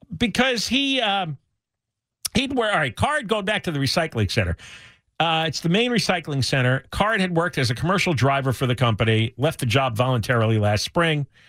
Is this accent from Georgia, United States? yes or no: no; New Jersey, United States; now in California, United States; in my town, growing up in New Jersey, it was a small suburban town, lower middle class.